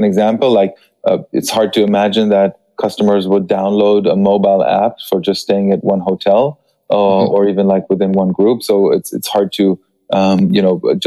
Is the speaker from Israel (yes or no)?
yes; Israel; now in Paris, France; I am originally from Israel, but I am based in Paris.